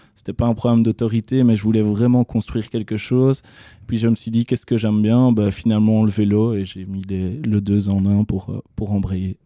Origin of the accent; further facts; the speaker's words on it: Charleroi, Wallonia, Belgium; suis Carolo, je revendique le fait que je suis Carolo, donc j'ai grandi à Couillet